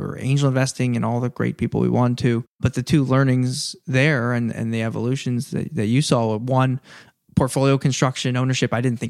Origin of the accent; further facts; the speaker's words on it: East Coast, United States; I grew up on the East Coast. All our grandparents moved down there when they got old and wanted to retire.